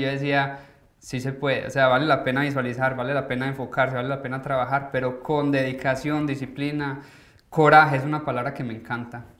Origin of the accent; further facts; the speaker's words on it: Colombia; moved away as an adult; nosotros como colombianos